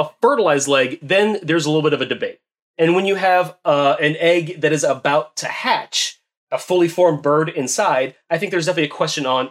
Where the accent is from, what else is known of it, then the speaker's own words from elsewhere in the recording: United States; as an American